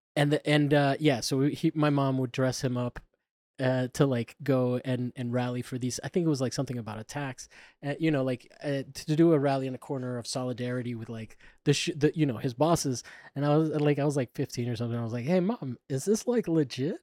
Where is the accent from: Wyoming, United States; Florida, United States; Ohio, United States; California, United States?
Florida, United States; I grew up in Florida